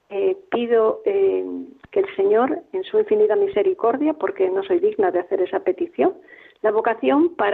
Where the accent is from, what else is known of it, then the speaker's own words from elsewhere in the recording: Palencia, Castile and León, Spain; yo soy de Palencia